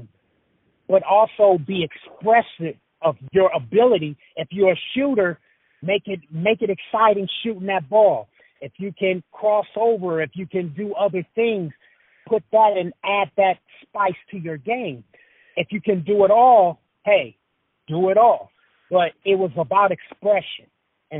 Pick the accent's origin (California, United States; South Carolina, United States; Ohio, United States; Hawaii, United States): California, United States; Los Angeles; also born or lived in Idaho; I grew up in South Central L.A.